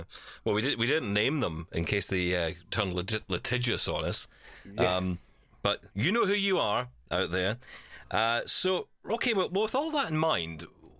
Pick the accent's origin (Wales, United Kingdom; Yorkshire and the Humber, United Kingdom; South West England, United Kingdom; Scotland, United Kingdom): Scotland, United Kingdom; I'm Scottish